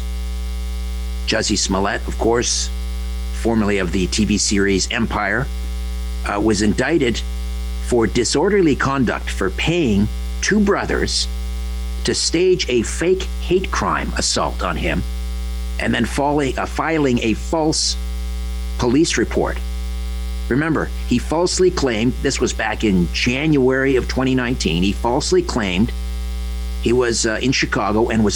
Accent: Brantford, Ontario, Canada; now in Thornhill, Canada; was from Brantford, Ontario, my hometown

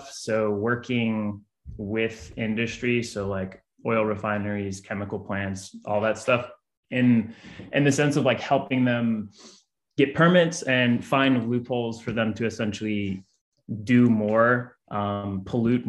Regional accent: New Orleans, Louisiana, United States; also born or lived in Baton Rouge; I'm actually from New Orleans, so I kind of can mesh into that Louisiana lad vibe from New Orleans.

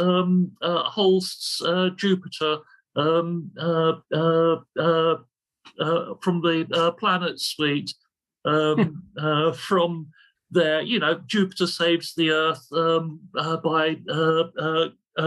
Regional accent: London, United Kingdom; I'm from the East End of London

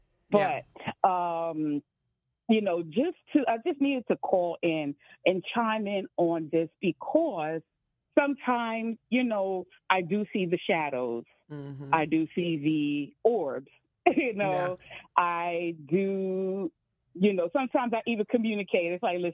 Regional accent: New York City, New York, United States; When I had first moved in to my apartment, I'm from New York City, okay

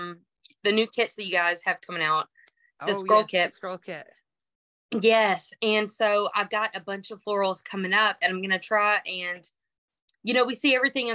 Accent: Texas, United States; accent: twang; I'm from Texas. If you can't hear the banjo sound in my voice

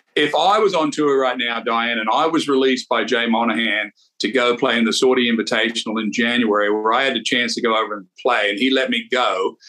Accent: Australia; when I was a young player growing up in Australia, used to take the train for 20 hours down to Sydney

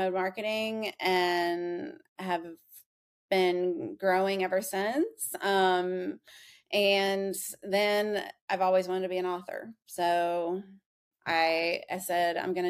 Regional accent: Kentucky, United States; born and raised in Kentucky

